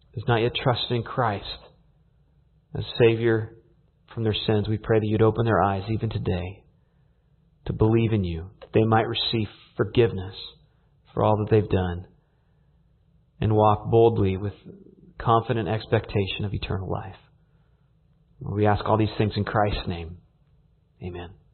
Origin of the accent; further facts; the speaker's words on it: California, United States; growing up in California